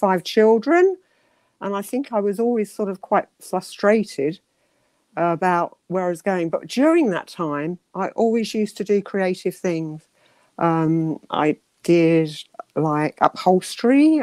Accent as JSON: {"language": "English", "region": "London", "country": "United Kingdom", "tie": "born or raised there", "also_born_or_lived": "Hastings", "moved": "yes", "lives_now": "Canterbury, United Kingdom", "said": "I was born in Hastings in my grandmother's house. Used to visit there quite a lot. I lived, I believe, somewhere near Penge initially. And then we moved to Streatham. Streatham we went to near Wandsworth Common."}